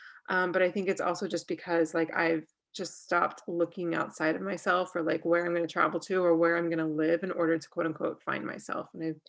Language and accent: English; North Carolina, United States; moved away as an adult; also born or lived in Jerusalem, Israel / Washington, D.C. / Texas / Colorado; now in New Jersey, United States; So I'm from North Carolina. Okay. I lived all over the place. I'm from North Carolina. I lived abroad for a couple years. And then I've lived in South Carolina, Washington, D.C., Texas, Colorado, California. And now I live in New Jersey.